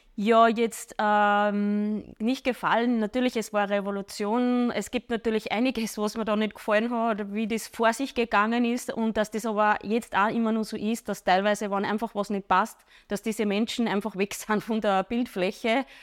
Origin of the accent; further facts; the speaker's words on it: Wels, Upper Austria, Austria; ich komme aus Bichl bei Wels